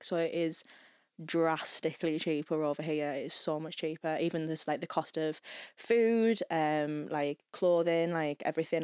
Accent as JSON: {"language": "English", "region": "England", "country": "United Kingdom", "moved": "as an adult", "lives_now": "Belfast, United Kingdom", "said": "I'm a student from England, so a GB student"}